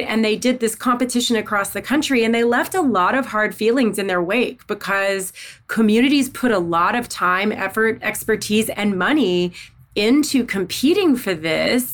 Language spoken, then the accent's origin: English; Southeast Missouri, United States; also born or lived in Northeast Arkansas; I was born in Northeast Arkansas. I grew up in Southeast Missouri.